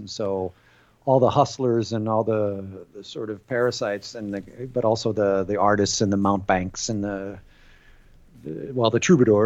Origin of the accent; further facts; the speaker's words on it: United States; moved away as an adult; now in France; when I was... still in the States during the first half of my life, I always felt out of place within my own culture